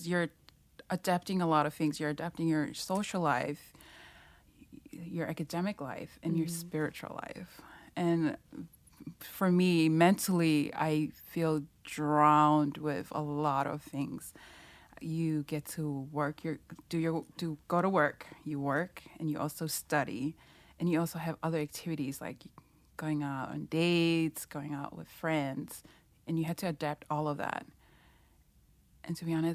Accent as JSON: {"language": "English", "country": "Tonga", "second_language": "English", "moved": "yes", "lives_now": "Hawaii, United States", "said": "I'm from Tonga."}